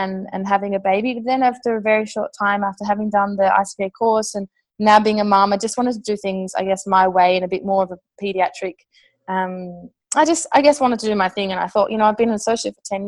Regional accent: Australia; moved away as an adult; also born or lived in Melbourne, Australia; now in Amsterdam, Netherlands; an English-speaking Australian

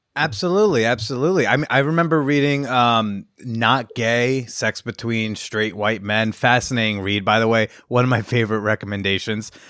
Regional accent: New Jersey, United States; I grew up in North Jersey

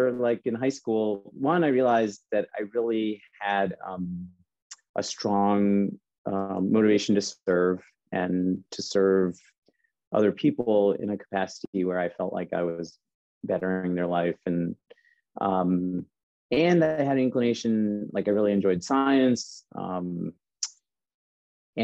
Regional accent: Chicago, Illinois, United States; moved away; I'm originally from Chicago

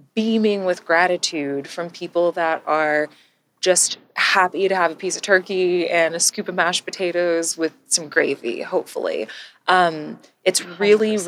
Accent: Texas, United States; moved away as an adult; also born or lived in Georgia; born and raised in Texas, I spent most of my life in Texas

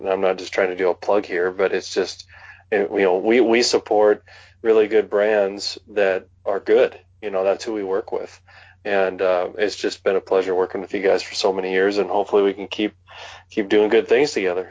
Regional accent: western North Dakota, United States; now in Wyoming, United States; growing up in North Dakota, um, the eastern side of the state is more humid

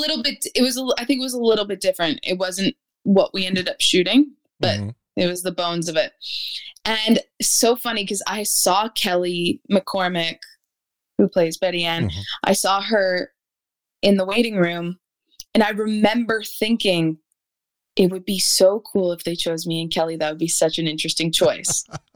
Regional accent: Winnipeg, Manitoba, Canada; I'm from Winnipeg

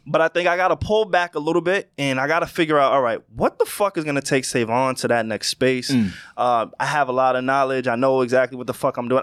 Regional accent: Long Island, New York, United States; also born or lived in Queens, New York; I moved from Queens to Long Island, right? So I was the new kid

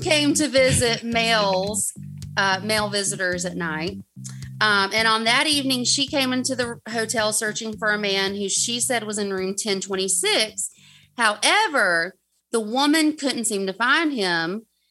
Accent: the South, United States; accent: southern; way too southern

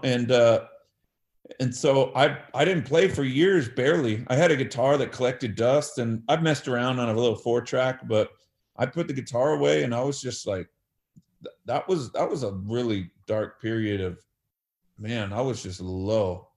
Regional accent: Bakersfield, California, United States; also born or lived in Los Angeles area; then I moved to Bakersfield from Los Angeles area in fifth grade around uh, nine, ten years old

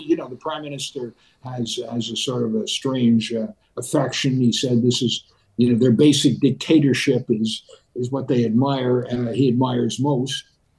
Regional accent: Canada; Look, this relates to who we are in Canadian values.

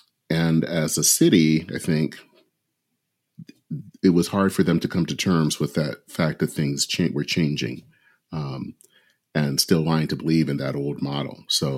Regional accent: Flint, Michigan, United States; my hometown is Flint, Michigan.

